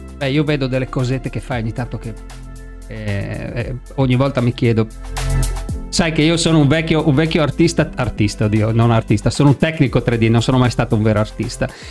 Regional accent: Friuli-Venezia Giulia, Italy; io sono friulano

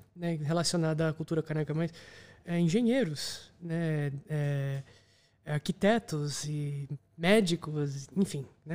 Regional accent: São Paulo, Brazil; moved away as an adult; also born or lived in United States; now in Netherlands; eu sou brasileiro, sou de São Paulo.

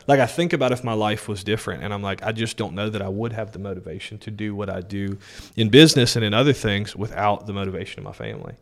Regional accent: Denham Springs, Louisiana, United States; also born or lived in New Orleans, Louisiana / Greenville, South Carolina; we settled in Denham Springs

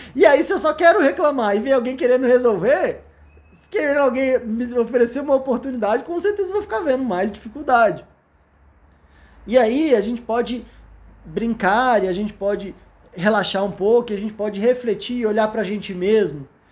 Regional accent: Brasília, Federal District, Brazil; Eu sou de Brasília

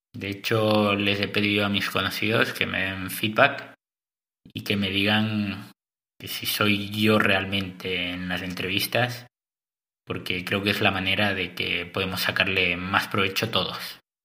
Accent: Cadaqués, Catalonia, Spain; moved away as an adult; also born or lived in Santa Cruz de la Sierra, Bolivia / Girona / Antwerp, Belgium / Nordic countries; Soy nacido en Santa Cruz de la Sierra, en Bolivia. Aunque crecí en España, en un pueblo chiquito llamado Cadaqués, en la Costa Brava

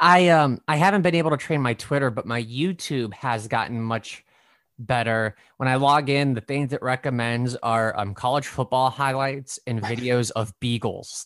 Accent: Nebraska, United States; born or raised there; also born or lived in Brooklyn, New York; now in New York City, United States

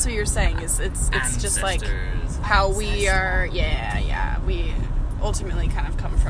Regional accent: United States; We are from America. Our ancestors are from England.

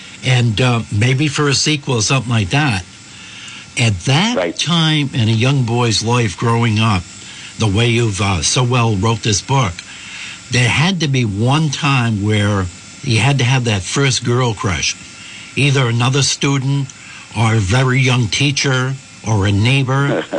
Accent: Naperville, Illinois, United States; also born or lived in Boroughville; It reminded me of growing up in Boroughville and Naperville, especially the parts where they got their first bicycles

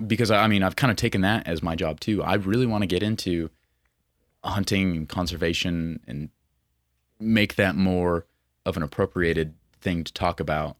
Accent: Billings, Montana, United States; born and raised in Montana, twenty-four years old, from Billings

